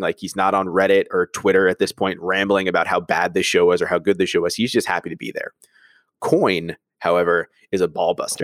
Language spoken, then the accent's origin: English; New York, United States; growing up in New York, I was very spoiled and lucky with that because my first wrestling show ever was at the Garden